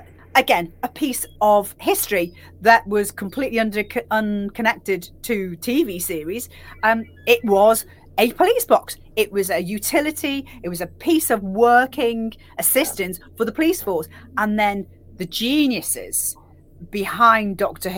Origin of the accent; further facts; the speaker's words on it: Liverpool, North West England, United Kingdom; I'm from Liverpool